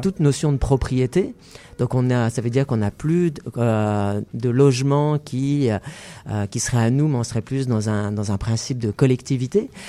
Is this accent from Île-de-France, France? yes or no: yes; Paris, Île-de-France, France; moved away as an adult; now in Montreal, Canada; je suis natif de Paris